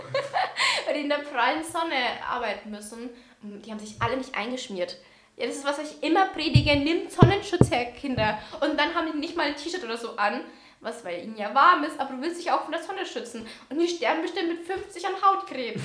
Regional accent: Bavaria, Germany; bei uns in Bayern.

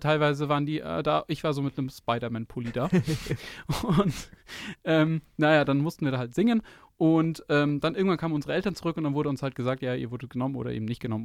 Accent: near Munich, Bavaria, Germany; ich bin aus der Nähe München dort, durch unsere, durch die Schule praktisch gelaufen

